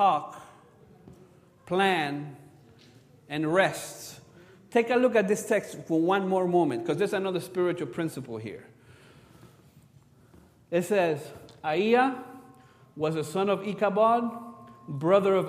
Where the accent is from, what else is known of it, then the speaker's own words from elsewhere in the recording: Cuba; moved away; I'm from Cuba. We grew up playing baseball.